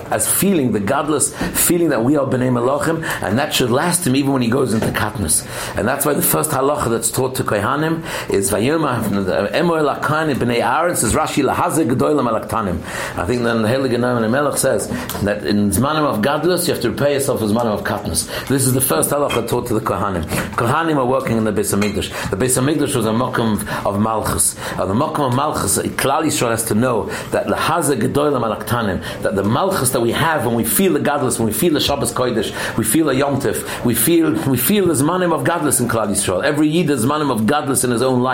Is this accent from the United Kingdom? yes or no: yes; England, United Kingdom; moved away; I'm from England, I remember my younger years